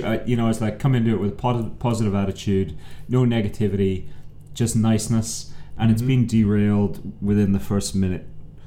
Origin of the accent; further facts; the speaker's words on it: Ireland; I'm the Irishman